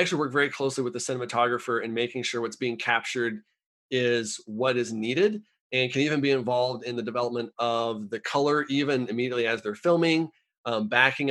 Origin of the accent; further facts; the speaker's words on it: United States; as an American